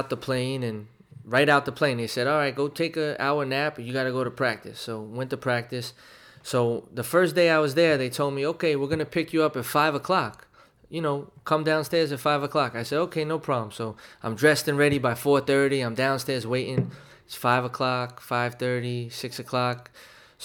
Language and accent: English; New York City, New York, United States; growing up in Williamsburg, and it was a real tight knit, you know, community back then